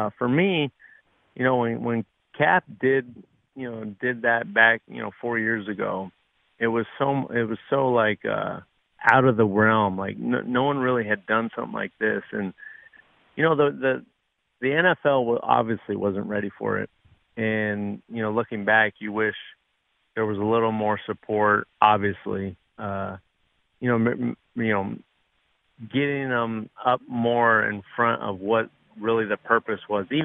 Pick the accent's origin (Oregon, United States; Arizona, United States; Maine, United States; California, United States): California, United States; Southern; I grew up in Southern California